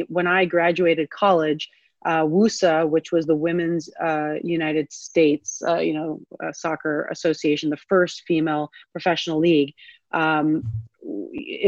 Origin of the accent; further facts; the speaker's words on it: Canada; growing up in Canada